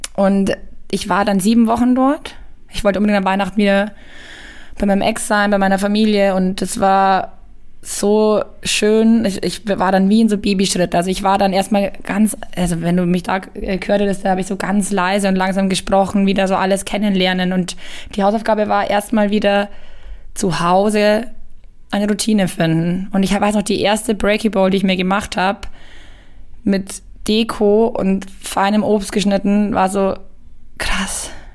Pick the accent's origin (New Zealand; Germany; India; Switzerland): Germany; Ingolstadt, Bavaria; also born or lived in Bayreuth; Ich habe hier mein Abi gemacht in Ingolstadt